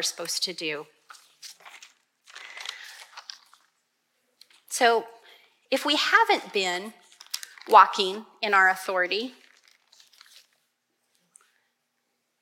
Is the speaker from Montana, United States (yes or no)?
yes; Montana, United States; I was born in Montana